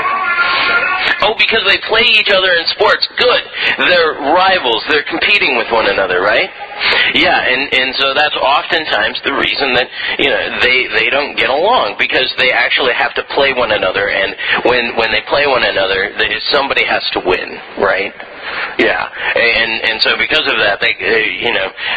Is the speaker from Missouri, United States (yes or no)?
yes; St. Louis, Missouri, United States; now in Florida, United States; I come from St. Louis